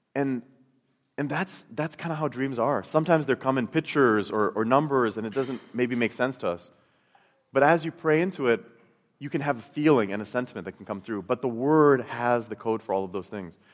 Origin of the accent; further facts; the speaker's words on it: Chicago, Illinois, United States; I, I grew up in Chicago